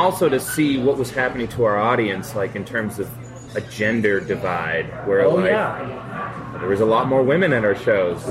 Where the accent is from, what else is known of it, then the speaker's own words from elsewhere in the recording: Methuen, Massachusetts, United States; also born or lived in Boston, Massachusetts; I was born in Boston. Oh, Boston proper. Yeah, and I was raised in Methuen, Massachusetts.